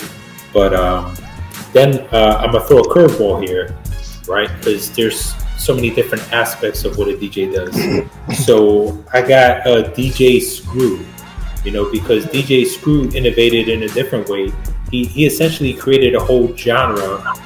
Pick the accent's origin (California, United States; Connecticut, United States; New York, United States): New York, United States; growing up in New York, like especially being my teenagers in the 90s